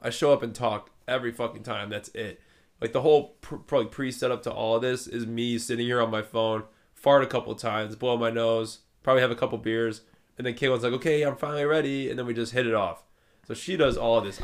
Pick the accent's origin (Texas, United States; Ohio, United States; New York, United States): Ohio, United States; Cleveland; we're from Cleveland, Ohio